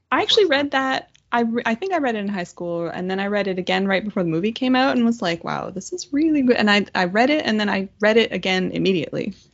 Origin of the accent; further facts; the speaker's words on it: Ottawa, Ontario, Canada; my hometown girl